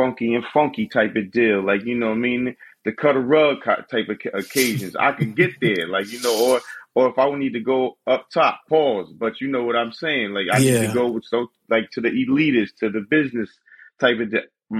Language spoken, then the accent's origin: English; Paterson, New Jersey, United States; also born or lived in Bergen County, New Jersey; So I was born in Bergen County, but I was raised in Paterson, New Jersey